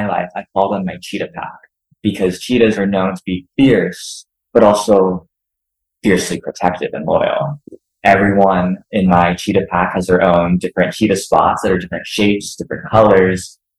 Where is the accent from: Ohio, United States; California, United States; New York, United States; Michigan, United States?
Ohio, United States; Cincinnati; now in Los Angeles, United States; So in 2016, I moved out to Los Angeles from Cincinnati, Ohio, and I went back to school.